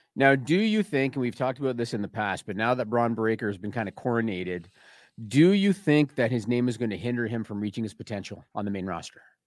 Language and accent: English; Canada; I'm Canadian